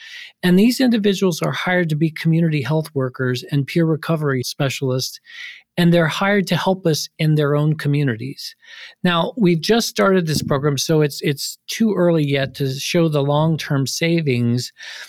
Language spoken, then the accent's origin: English; Ohio, United States; I grew up in poverty in Ohio. I grew up on a pig farm